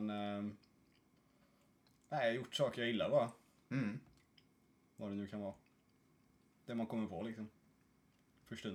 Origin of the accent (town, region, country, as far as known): Sweden; moved away as an adult; now in Norway